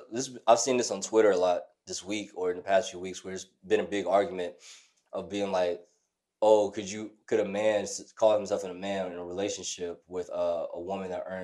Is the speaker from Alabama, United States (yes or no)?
yes; Alabama, United States; now in Atlanta, United States; Growing up in Alabama